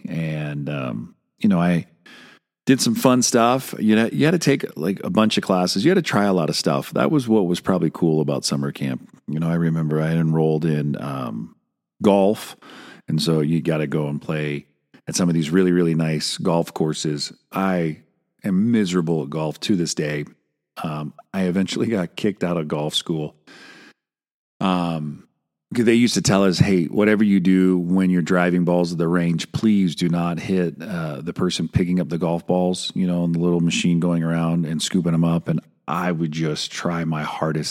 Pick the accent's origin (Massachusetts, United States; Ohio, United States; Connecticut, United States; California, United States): California, United States; Santa Cruz; Oh, Santa Cruz